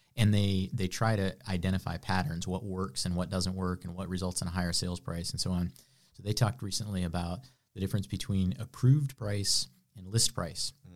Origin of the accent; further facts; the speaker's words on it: west of Chicago, Illinois, United States; moved away as an adult; now in Greenville, United States; I'm from the Midwest. I was, uh, kind of the cornfields of Illinois, west of Chicago, a hundred miles